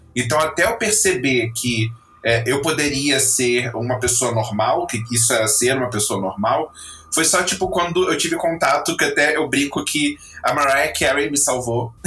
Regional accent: Rio de Janeiro, Brazil; now in Lisbon, Portugal; sou natural do Rio de Janeiro e agora vivendo em Lisboa, em Portugal

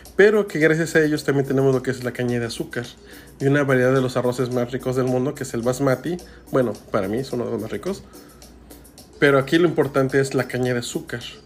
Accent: Mexico; nuestro país

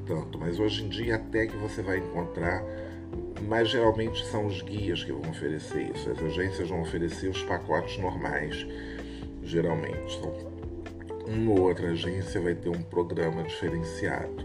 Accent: Rio de Janeiro, Brazil; eu sou do Rio de Janeiro

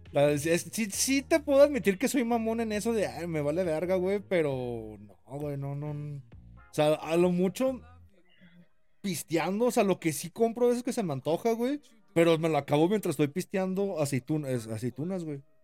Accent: Jalisco, Mexico; soy de Jalisco

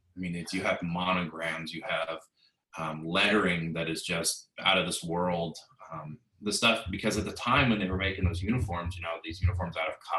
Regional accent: West Coast, United States; I grew up on the West Coast

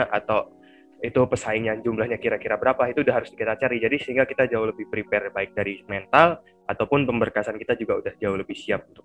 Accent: Jakarta, Indonesia; contohnya dari daerahku

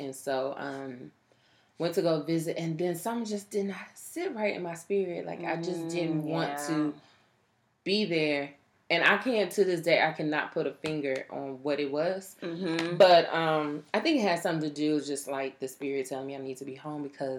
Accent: Fort Worth, Texas, United States; TCU is in my hometown where I grew up.

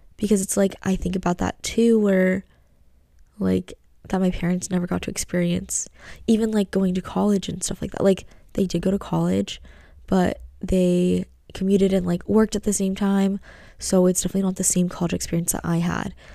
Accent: United States; being American and, like, being Asian at home

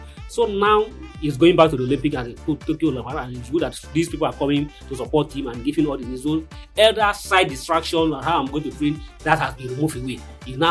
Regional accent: Nigeria; as a Nigerian

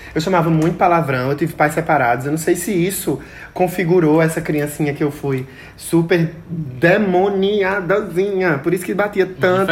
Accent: Pão de Açúcar, Brazil; lá onde eu me criei, né? Pão de açúcar

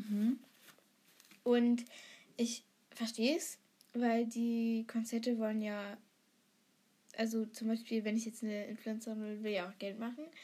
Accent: Germany

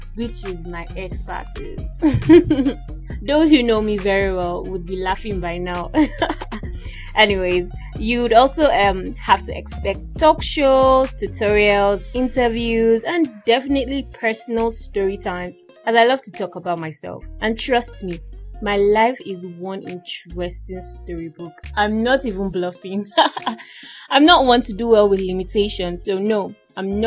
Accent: Igbo land, southeastern Nigeria, Nigeria; moved away; also born or lived in Edo State, Nigeria; I'm actually a native of Edo State. But I'm sort of related to the north, and I grew up in Igbo land as well as schooled in Yoruba land

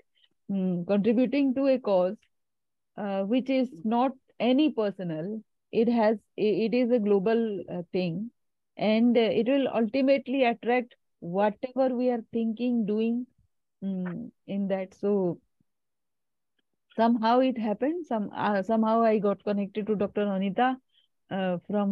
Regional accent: India; I'm from India

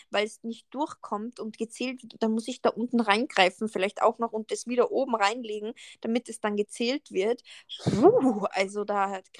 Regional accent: Salzburg, Austria; Und dann sie so, ja, was sind deine Wurzeln und so? Und ich so, ja, ich bin eh Österreicherin und so.

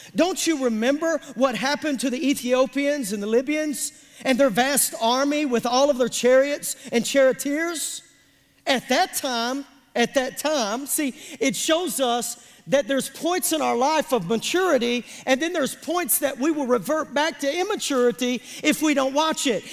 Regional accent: Pemiscot County, Missouri, United States; I'm from Pemiscot County, Missouri

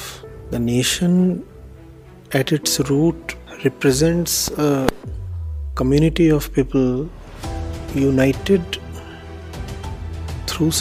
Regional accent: India; I am an Indian

